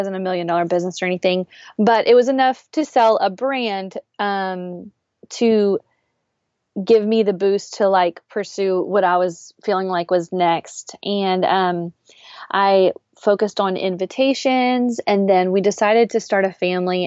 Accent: South Louisiana, United States; I am born and raised in South Louisiana

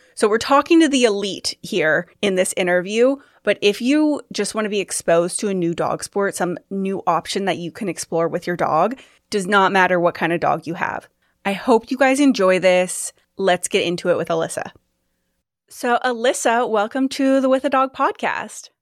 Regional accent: Sacramento, California, United States; also born or lived in Folsom, California; I'm from Sacramento

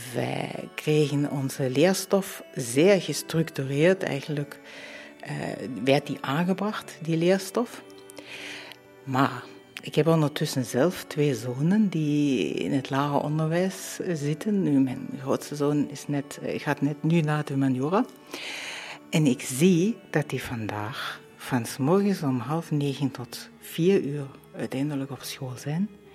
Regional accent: Dresden, Saxony, Germany; now in Muizen, Belgium; Dat ik mijn kindertijd in Oost-Duitsland heb doorgebracht

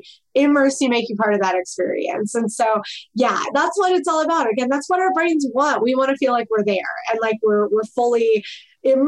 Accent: Midwest, United States; I grew up in the Midwest

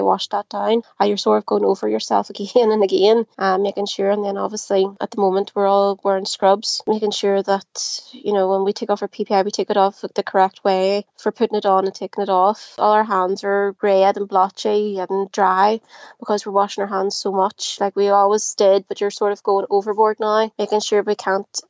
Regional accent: Belfast, Northern Ireland, United Kingdom; I am from Belfast in Northern Ireland

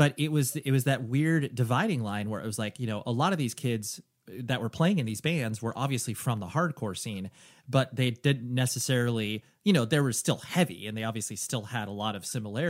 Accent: California, United States; I'm from Southern California

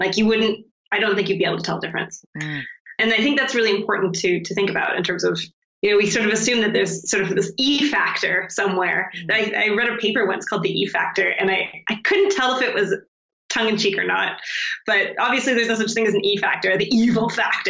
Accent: Canada; I'm from Canada.

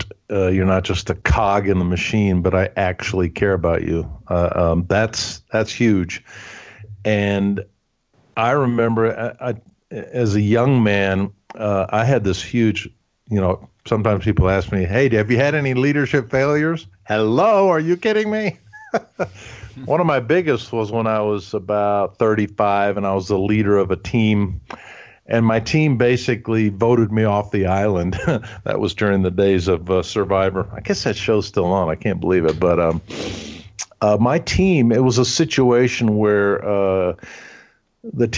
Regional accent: Huntsville, Alabama, United States; first language German; English is a second language; I grew up in Huntsville, Alabama. And so we only spoke German at home

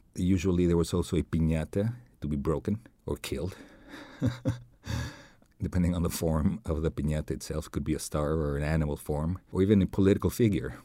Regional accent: Mexico City, Mexico; now in Los Angeles, United States; growing up in Mexico City, uh, around this time, we would used to um, sing las posadas.

